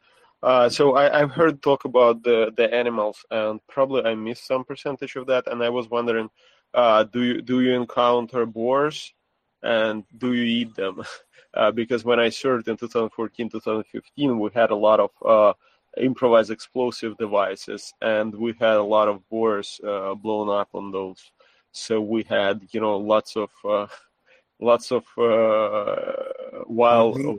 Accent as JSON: {"language": "English", "town": "Kharkiv", "region": "Kharkiv Oblast", "country": "Ukraine", "said": "I'm from Kharkiv myself"}